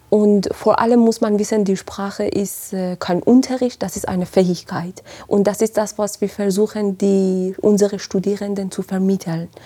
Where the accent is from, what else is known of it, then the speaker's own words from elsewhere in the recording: Iran; moved away as an adult; now in Marburg, Germany; Ich komme ursprünglich aus dem Iran, bin seit äh, bald fast sechs Jahren in, in Deutschland und bin direkt nach Marburg gelandet, habe hier studiert